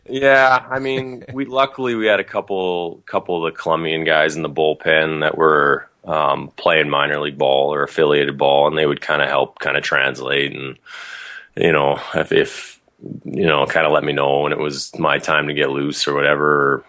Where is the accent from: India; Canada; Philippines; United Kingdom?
Canada; Calgary, Alberta; also born or lived in Idaho / Kentucky; I grew up in Calgary.